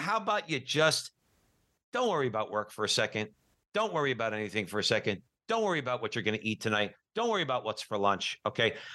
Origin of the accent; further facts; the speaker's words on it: Newark, New Jersey, United States; I grew up Catholic in Newark, New Jersey